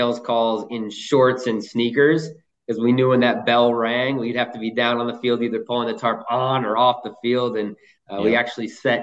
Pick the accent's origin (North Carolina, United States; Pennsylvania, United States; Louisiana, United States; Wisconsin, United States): Pennsylvania, United States; Scranton/Wilkes-Barre; moved away; an internship in minor league baseball in my hometown right before my senior year of college